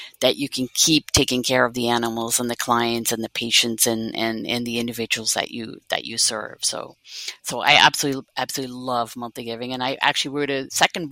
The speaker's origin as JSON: {"language": "English", "country": "Netherlands", "also_born_or_lived": "Cape Cod, Massachusetts", "moved": "as an adult", "lives_now": "United States", "said": "So I'm originally from the Netherlands. I've been here now 28 years, believe it or not, almost half my life."}